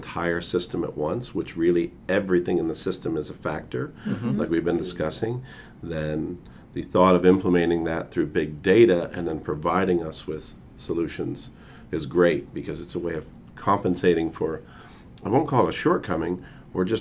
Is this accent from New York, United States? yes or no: yes; New York, United States; I'm from New York